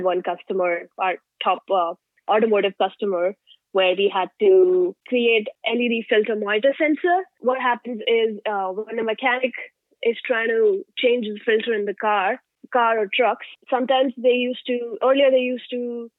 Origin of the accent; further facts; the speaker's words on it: India; English is a second language; now in United States; So I'm an F1 student. So I moved from India 4 years ago, mm-hmm.